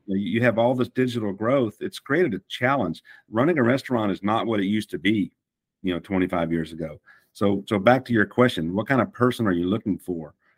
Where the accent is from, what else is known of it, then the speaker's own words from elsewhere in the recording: Fort Worth, Texas, United States; accent: Texan; moved away as an adult; also born or lived in Tennessee; I was born in Fort Worth, and um, I can I can keep the accent or I can drop it if I need